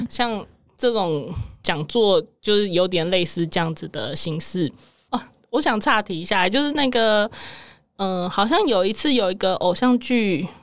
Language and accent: Chinese; Taipei, Taiwan; 因为我在台北市长大 我是在眷村啦